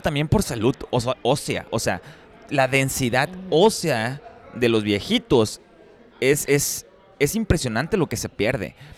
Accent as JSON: {"language": "Spanish", "town": "Ciudad Obregón", "region": "Sonora", "country": "Mexico", "tie": "born or raised there", "moved": "yes", "lives_now": "United States", "said": "yo crecí en Pobregón"}